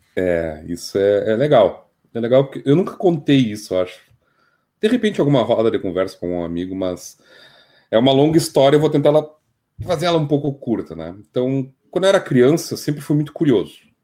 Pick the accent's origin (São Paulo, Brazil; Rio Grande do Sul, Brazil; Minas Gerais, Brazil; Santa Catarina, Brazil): Rio Grande do Sul, Brazil; Bagé; also born or lived in Dom Pedrito / Porto Alegre / Canoas; Dom Pedrito, Rio Grande do Sul, né? Gaúcho do Rio Grande do Sul. Uh, mas eu cresci, hum, me tornei gente em Bagé